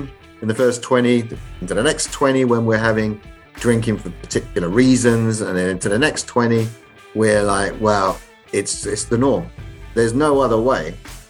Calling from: London, United Kingdom; I'm calling from London, England

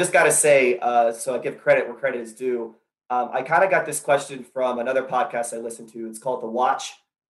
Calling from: Charleston, South Carolina, United States; I'm from Charleston, South Carolina.

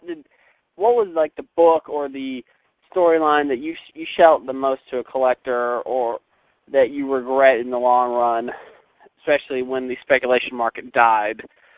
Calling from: Knoxville, Tennessee, United States; Now, of course, I'm calling from Knoxville, current home of the highest gas prices in the country.

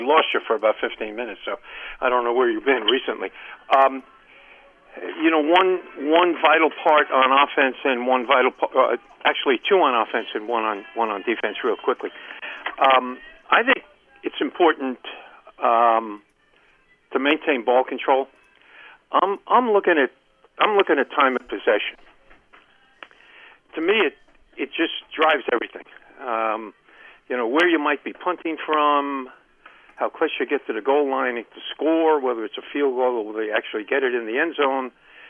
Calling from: Columbia, Maryland, United States; from Columbia, Maryland.

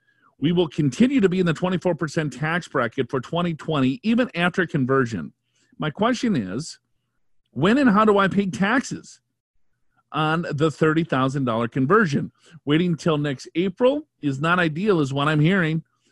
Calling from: Chicago, Illinois, United States; I'm actually asking from Chicago.

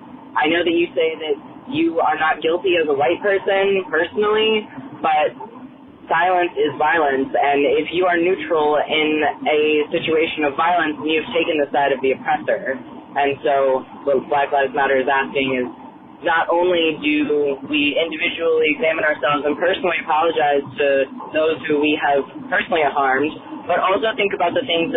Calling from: Columbus, Ohio, United States; Hi, Todd. … I am from Columbus, Ohio.

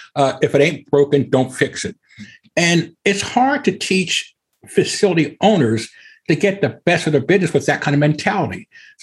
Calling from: Evansville, Indiana, United States; Evansville, Indiana, about down in the southwest corner of Indiana, where Illinois, Kentucky, and Indiana come together.

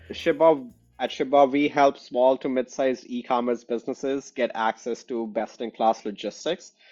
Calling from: Chicago, Illinois, United States; And I'm calling in from Chicago.

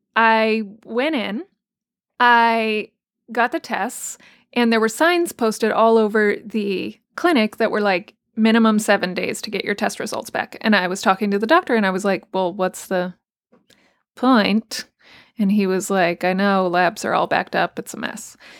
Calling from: New York City, New York, United States; I'm calling from Brooklyn, New York.

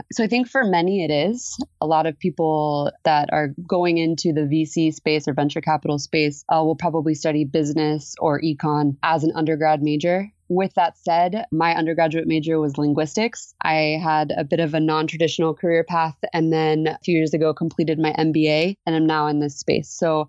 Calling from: San Diego, California, United States; I'm calling in from San Diego, California today.

